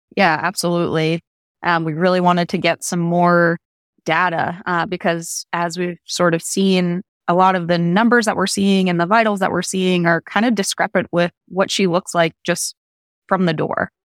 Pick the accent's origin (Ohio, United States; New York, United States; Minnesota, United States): New York, United States; upstate; moved away; I'm originally from upstate New York